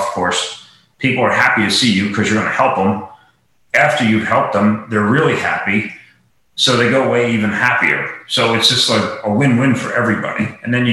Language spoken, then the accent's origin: English; Lancaster, Pennsylvania, United States; also born or lived in Florida; I grew up in Lancaster